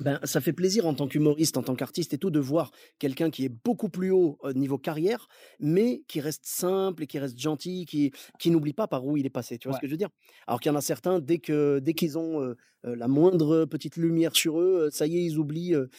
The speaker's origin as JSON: {"language": "French", "town": "Clermont-Ferrand", "region": "Auvergne-Rhône-Alpes", "country": "France", "tie": "born or raised there", "moved": "as an adult", "said": "je suis né à Clermont-Ferrand, j'ai grandi là-bas, tu vois, j'ai passé 27 ans là-bas."}